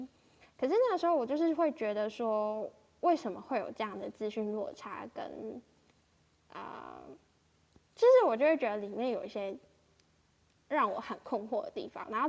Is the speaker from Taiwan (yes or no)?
yes; Changhua County, Taiwan; moved away as an adult; 我在高中以前都是在自己的家乡彰化长大，然后身边的遇到的人、环境、资源、价值观都是在灌输我人生就是好好读书、好好考试、工作、毕业。